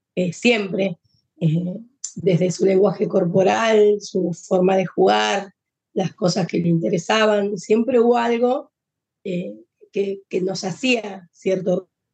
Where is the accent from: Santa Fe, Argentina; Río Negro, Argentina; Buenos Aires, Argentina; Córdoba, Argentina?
Buenos Aires, Argentina; Nosotros somos de Argentina, de Buenos Aires